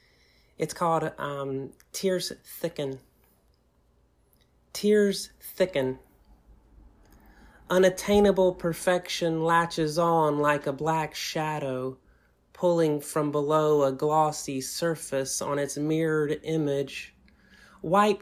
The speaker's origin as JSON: {"language": "English", "region": "Southern United States", "country": "United States", "accent": "Southern", "moved": "yes", "lives_now": "Tacoma, United States", "said": "my Southern accent"}